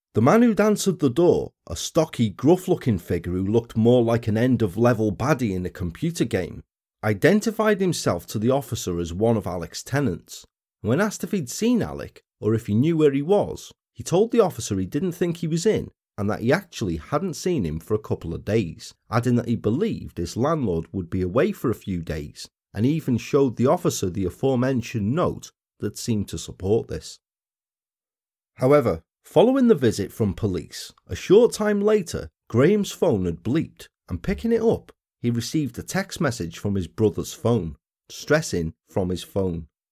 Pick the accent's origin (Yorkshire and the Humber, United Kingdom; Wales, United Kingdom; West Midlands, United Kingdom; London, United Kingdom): Wales, United Kingdom; we're back in my home country, although not this time up in my part.